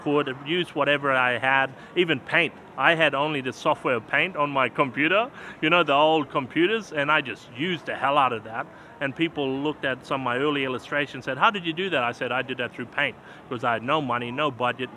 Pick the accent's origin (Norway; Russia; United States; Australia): Australia; Gunyindi peoples, with my Thongundi, my language, what we speak from back home